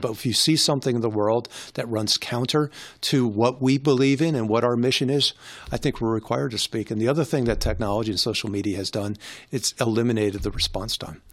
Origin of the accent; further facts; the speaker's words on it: New York, United States; I grew up in New York